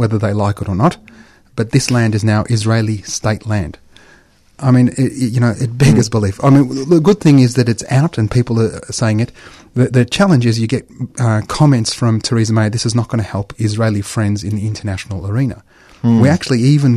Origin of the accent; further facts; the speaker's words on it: Australia; as an Australian. I'm an Australian. You know, I was born here